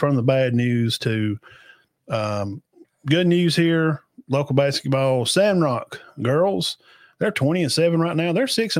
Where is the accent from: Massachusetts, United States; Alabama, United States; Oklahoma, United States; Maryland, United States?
Alabama, United States; Cedar Bluff; I was graduating from Cedar Bluff.